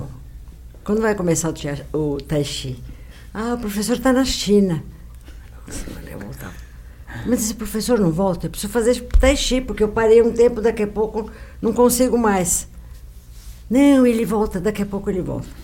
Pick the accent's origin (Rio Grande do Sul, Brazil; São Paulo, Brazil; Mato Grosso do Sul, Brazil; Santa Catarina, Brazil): São Paulo, Brazil; also born or lived in Rio de Janeiro; Eu estudei na Caetano de Campos.